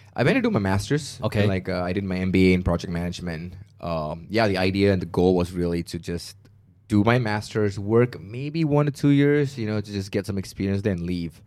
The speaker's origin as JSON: {"language": "English", "country": "Malaysia", "moved": "as an adult", "lives_now": "United States", "said": "when I left Malaysia to go to the States"}